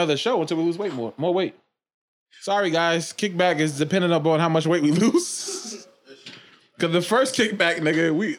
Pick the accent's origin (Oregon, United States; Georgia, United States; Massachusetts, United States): Massachusetts, United States; Boston; I'm from Dorchester, nigga.